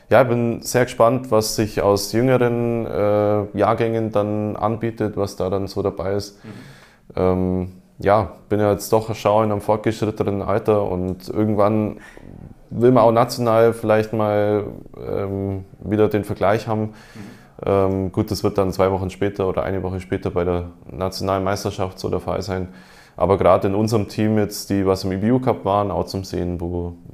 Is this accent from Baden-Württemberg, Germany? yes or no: yes; Esslingen, Baden-Württemberg, Germany; wie in meinem Heimatort in Esslingen auch.